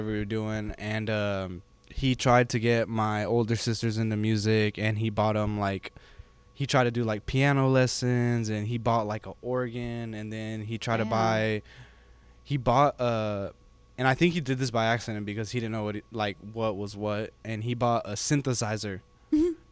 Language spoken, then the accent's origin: English; California, United States; moved away; I grew up in California, right? So like we didn't do two-step over there